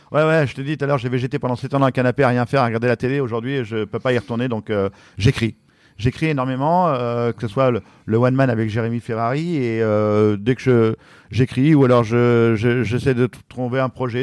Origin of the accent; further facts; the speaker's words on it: France; J'arrive de France